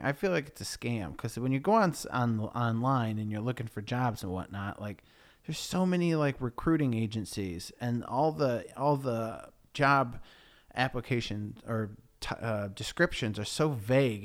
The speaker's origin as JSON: {"language": "English", "town": "Sydenham", "region": "New York", "country": "United States", "tie": "born or raised there", "moved": "as an adult", "lives_now": "Sydenham, United Kingdom", "said": "And I grew up in a town called Sidham, New York"}